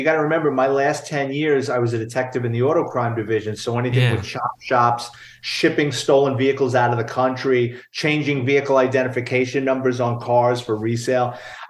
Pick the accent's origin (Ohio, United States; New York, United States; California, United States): New York, United States; New York City; Well, I'm born and raised in New York City, a lower middle class family, grew up in the Bronx.